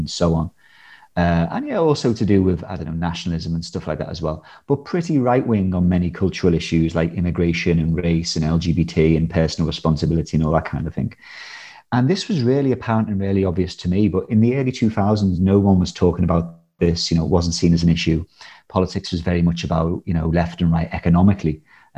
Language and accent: English; Liverpool, North West England, United Kingdom; when I was like sort of a teenager growing up in Liverpool